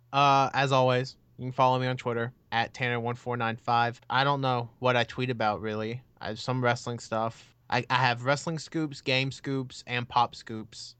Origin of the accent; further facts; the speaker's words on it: United States; I'm American